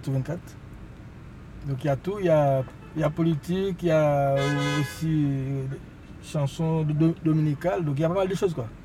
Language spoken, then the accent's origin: French; Haiti; now in France; Déjà, moi, je suis haïtien.